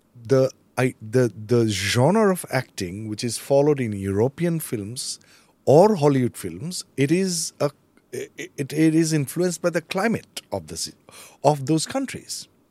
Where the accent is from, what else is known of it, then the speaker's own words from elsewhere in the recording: Goalpara, Assam, India; moved away as an adult; also born or lived in Delhi; I'm from Gwalpar